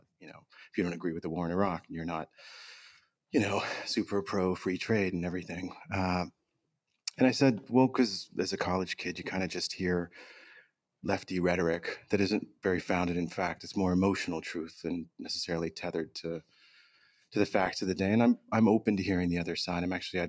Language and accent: English; Southern Virginia, United States; My family's Pakistani. I was born in Southern Virginia, right on the border with North Carolina.